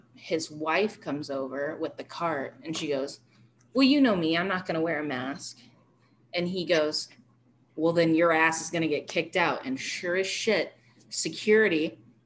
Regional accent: Arizona, United States; now in Colorado, United States; growing up in Arizona and living here my whole life

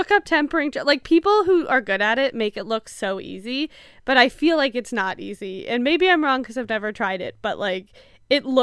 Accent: Canada; I've also don't eat a lot of butter tarts, even though I'm Canadian.

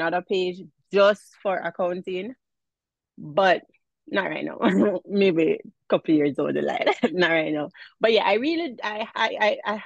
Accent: Jamaica; accent: Jamaican; now in New York State, United States; I am from Jamaica

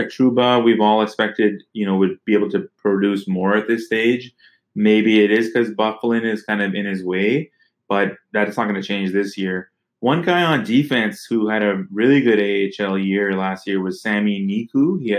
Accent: Winnipeg, Manitoba, Canada; So Winnipeg, you know, I grew up in Winnipeg for a few years, but I'm an Oilers fan.

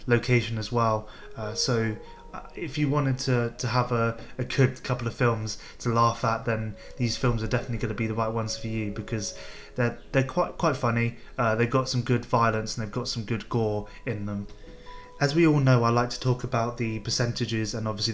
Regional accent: United Kingdom; as a British film goer

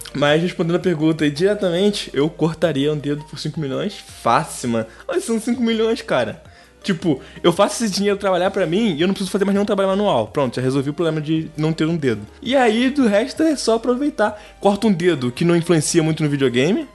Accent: Rio de Janeiro, Brazil; Pros cariocas eu sou fluminense, mas para pro resto que tá lá fora, eu sou carioca

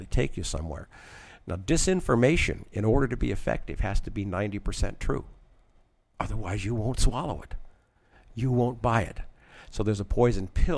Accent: Washington, District of Columbia, United States; I was born in Washington, D.C.

